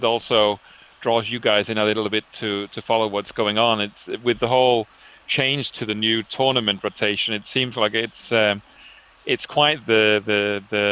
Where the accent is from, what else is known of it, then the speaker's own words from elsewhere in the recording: Denmark; now in Netherlands; travel back to Denmark and actually play X-Wing in my home country